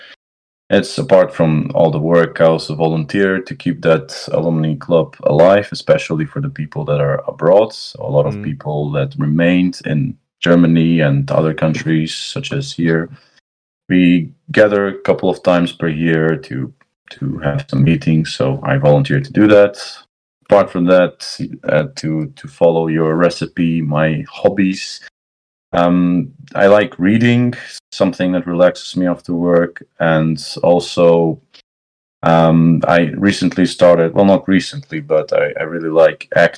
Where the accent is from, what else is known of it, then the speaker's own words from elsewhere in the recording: Ohrid, North Macedonia; moved away as an adult; also born or lived in Skopje / Eindhoven, Netherlands; now in United Kingdom; I come from Ohrid, the same town as Naum, from Macedonia